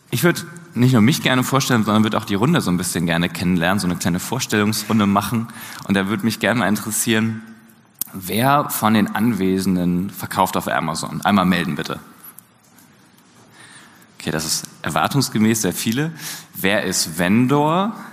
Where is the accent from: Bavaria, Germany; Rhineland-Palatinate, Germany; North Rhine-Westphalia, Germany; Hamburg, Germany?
Hamburg, Germany; Und ich komme genauso wie Ronny aus Hamburg.